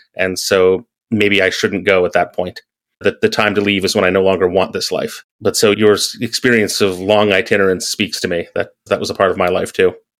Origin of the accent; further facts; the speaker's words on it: American Midwest, United States; moved away; growing up in the American Midwest